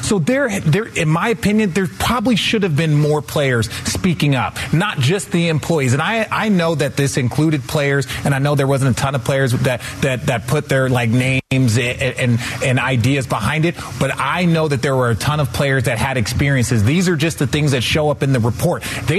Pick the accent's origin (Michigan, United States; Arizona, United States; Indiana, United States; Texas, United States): Arizona, United States; Phoenix; I'm from Phoenix.